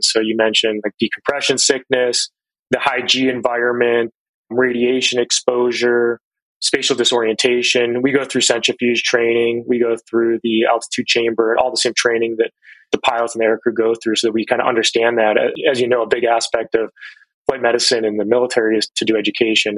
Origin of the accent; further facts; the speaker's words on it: Cleveland, Ohio, United States; moved away; I grew up in Cleveland, Ohio